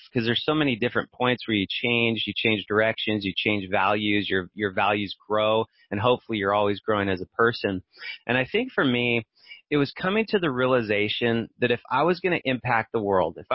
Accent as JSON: {"language": "English", "town": "Barstow", "region": "California", "country": "United States", "tie": "born or raised there", "also_born_or_lived": "Orange County, California", "said": "I'm from Barstow. It's this tiny little town out in the middle of the desert in California and I grew up there. It's totally isolated, right?"}